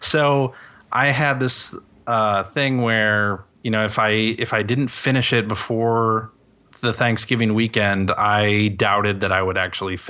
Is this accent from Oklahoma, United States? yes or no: no; Chicago, Illinois, United States; I still lived with my parents at the time. I was 21, and I was from Chicago